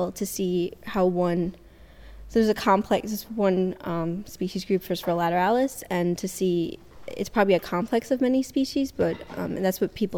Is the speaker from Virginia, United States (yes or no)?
no; New York City, New York, United States; I grew up in Astoria, Queens. So I'm from New York City